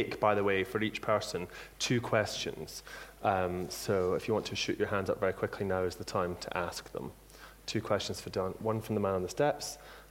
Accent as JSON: {"language": "English", "region": "Scotland", "country": "United Kingdom", "said": "I'm the Scottish Speaker of the Month in Waterstones"}